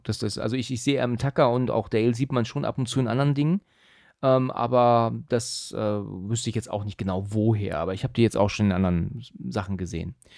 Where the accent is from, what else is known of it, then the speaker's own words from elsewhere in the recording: Husum, Schleswig-Holstein, Germany; now in Hesse, Germany; komme auch aus dem hohen Norden ursprünglich, ne? Mhm. Bin ja aus Husum, ähm, aber bin ja jetzt eigentlich schon eher Hesse als, als Norddeutscher